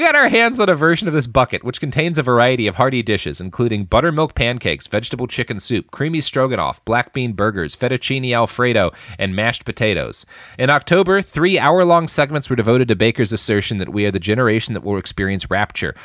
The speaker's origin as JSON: {"language": "English", "region": "the South", "country": "United States", "tie": "born or raised there", "said": "I grew up in the South. I know the rural parts of this country"}